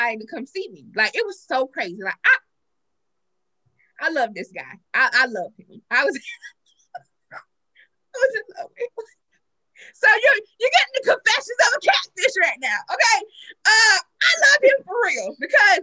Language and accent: English; South Carolina, United States; I'm from South Carolina. We're from South Carolina. Well, I'm from South Carolina.